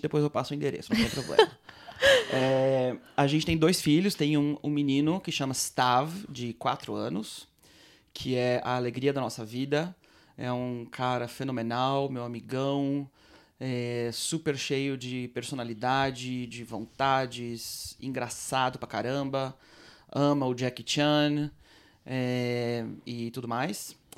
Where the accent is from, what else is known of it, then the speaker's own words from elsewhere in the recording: Blumenau, Santa Catarina, Brazil; now in Nof HaGalil, Israel; eu sou brasileiro, nascido e criado em Blumenau, Santa Catarina